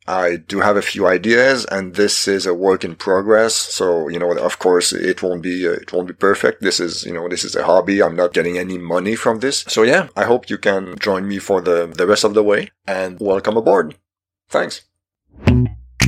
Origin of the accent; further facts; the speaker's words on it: Quebec, Canada; first language French; English is a second language; I'm Canadian from Quebec. French is my first language.